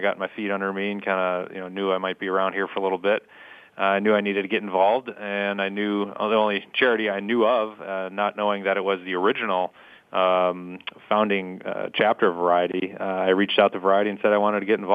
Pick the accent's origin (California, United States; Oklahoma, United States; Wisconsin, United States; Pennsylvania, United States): Wisconsin, United States; Milwaukee; moved away as an adult; now in Pittsburgh, United States; I grew up in Milwaukee, went to the University of Wisconsin.